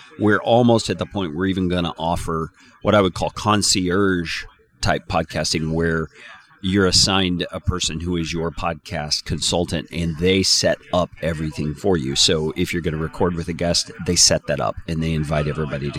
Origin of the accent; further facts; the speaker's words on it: Panhandle area of Texas, United States; moved away; I grew up in the Panhandle area of Texas